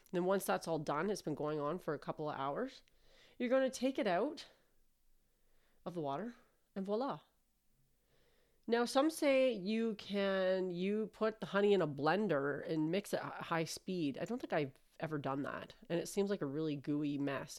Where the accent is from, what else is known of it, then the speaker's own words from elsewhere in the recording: Canada; I'm Canadian